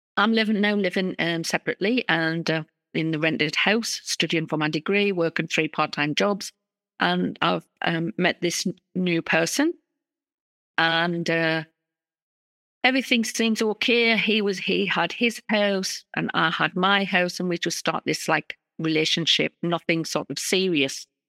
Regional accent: North East England, United Kingdom; accent: northeast of England; I come from the northeast of England. That's my accent in the U K

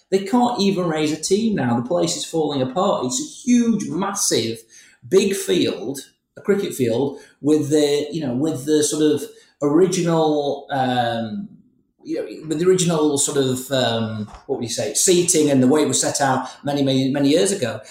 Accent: Huddersfield, Yorkshire and the Humber, United Kingdom; also born or lived in Bury; I'm from Huddersfield.

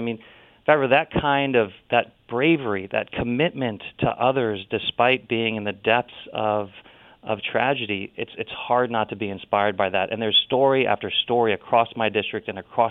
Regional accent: Ohio, United States; As a result, I vaguely look Hawaiian, but I'm from all from Ohio.

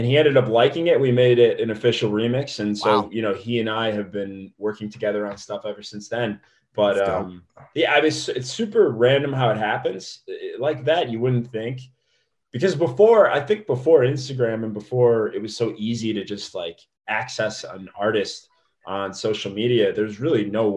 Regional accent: Indiana, United States; moved away as an adult; also born or lived in Dayton, Ohio; now in Los Angeles, United States; I'm from Indiana.

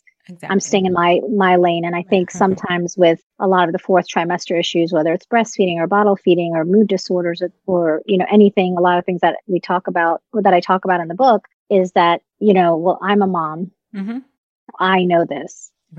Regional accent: Virginia, United States; as well as Postpartum Support Virginia in my home state.

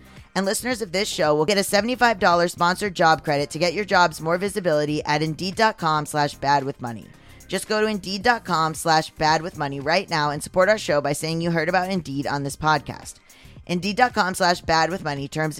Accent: Germany; English is a second language; moved away as an adult; I'm from Germany and I lived in the US for a while, teaching German at an American college.

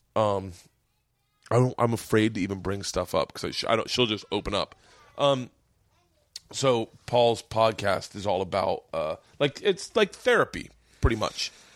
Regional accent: Florida, United States; I grew up in Florida.

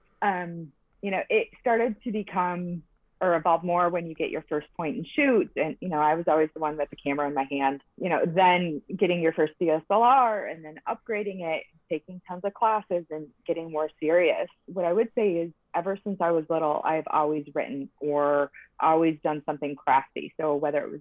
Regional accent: Michigan, United States; now in Huntington Beach, United States; I am originally from Michigan, just like Kristen, and I now live in Huntington Beach, California

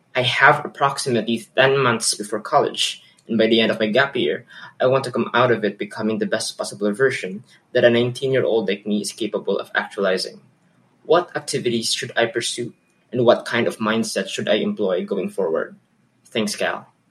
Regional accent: Philippines; from the Philippines

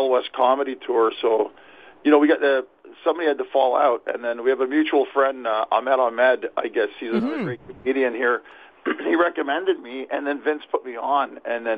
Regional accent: Montreal, Quebec, Canada; moved away as an adult; also born or lived in Ottawa; now in Toronto, Canada; I'm from Montreal originally

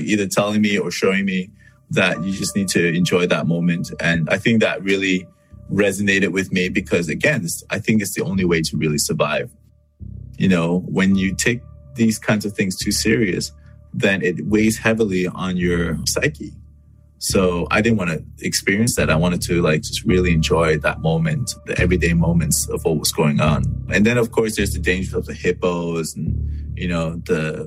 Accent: Canada; I come from Canada.

